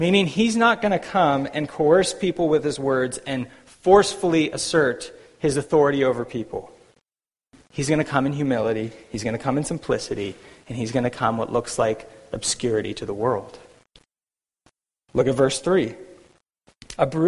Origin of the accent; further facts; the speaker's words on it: United States; now in Vancouver, Canada; as an American myself.